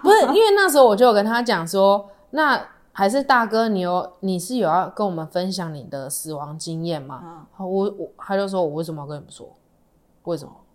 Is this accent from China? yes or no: no; Tainan, Taiwan; 因为我们是台南人的关系嘛